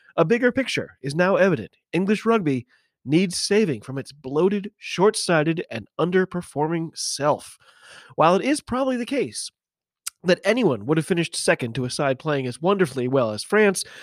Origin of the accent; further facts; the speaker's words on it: United States; I'm an American rugby fan